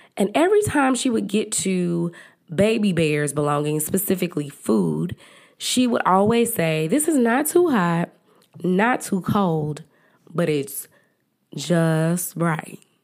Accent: Dallas, Texas, United States; accent: country; I am from Dallas, Texas, and I'm country

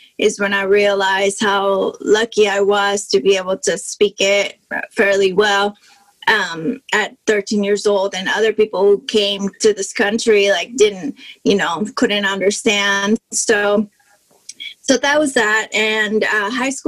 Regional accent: Mexico; English is a second language; I was born and raised in Mexico

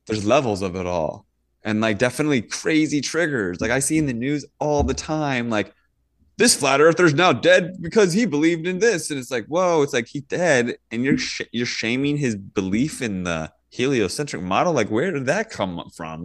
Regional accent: Virginia, United States; moved away; also born or lived in Northern California; when I grew up in Virginia, we get thunderstorms all the time

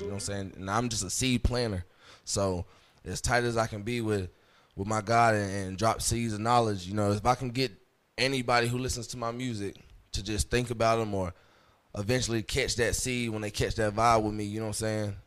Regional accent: St. Pauls, North Carolina, United States; also born or lived in Hope Mills, North Carolina / Fayetteville, North Carolina; I was grew up in uh, St. Paul's, North Carolina

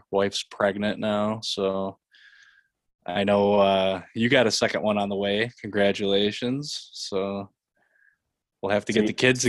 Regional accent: Walworth, New York, United States; also born or lived in Rochester, New York; I grew up in Rochester and moved out to Walworth, which is east of Rochester, like 94. I was 7 years old. And basically dwelled out here through my whole childhood and moved back to the city in my mid 20s. And about 3 years ago, I bought a house out in Walworth

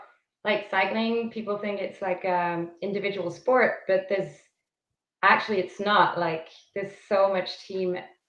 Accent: Switzerland; moved away as an adult; now in Southern California, United States; From Switzerland. Switzerland. Okay. So that's my home country.

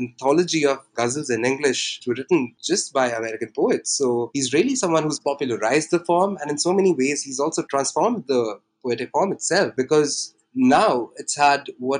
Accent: India; I am an Indian writer and translator.

